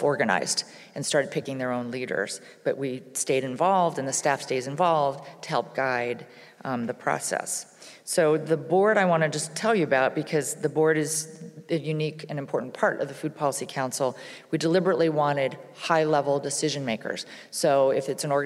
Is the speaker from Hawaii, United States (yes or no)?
yes; Hawaii, United States; I'm from Hawaii